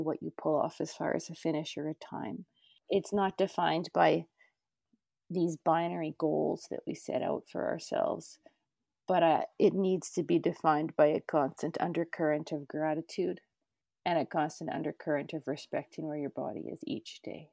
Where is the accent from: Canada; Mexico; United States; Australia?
Canada; I grew up near the North Saskatchewan and the Battle River Valley.